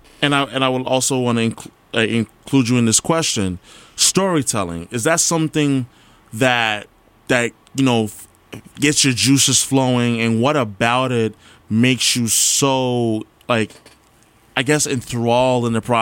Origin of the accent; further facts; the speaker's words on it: Guyana; I'm Guyanese, so, like, this...